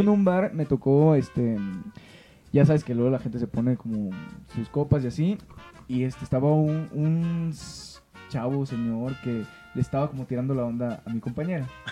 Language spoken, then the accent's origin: Spanish; Sinaloa, Mexico; moved away as an adult; now in Mexico City, Mexico; yo soy de Sinaloa